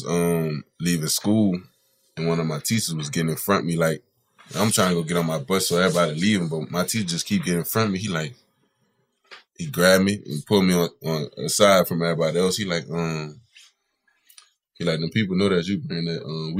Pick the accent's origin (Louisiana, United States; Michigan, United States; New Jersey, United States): Louisiana, United States; New Orleans; I'm one of the people that's really from New Orleans